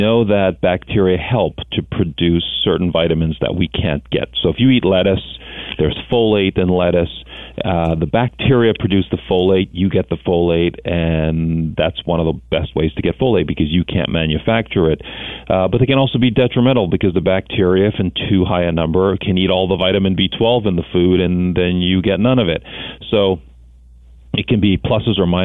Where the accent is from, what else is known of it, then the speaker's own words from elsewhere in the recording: Thunder Bay, Ontario, Canada; I was born in Thunder Bay, Ontario